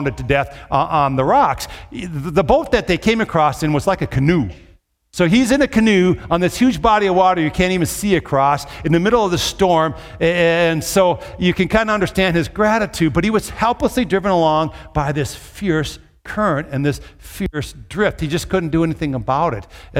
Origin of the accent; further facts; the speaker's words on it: Minnesota, United States; growing up in Minnesota